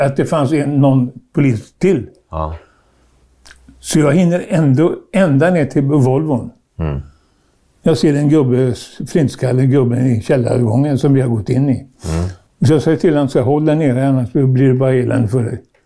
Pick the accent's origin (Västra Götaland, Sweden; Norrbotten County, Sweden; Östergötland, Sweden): Västra Götaland, Sweden; Trollhättan; jag föddes i Trollhättan